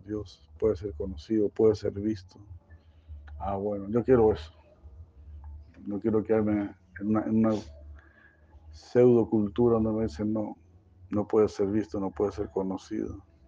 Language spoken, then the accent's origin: Spanish; Chile; moved away; ahí donde yo nací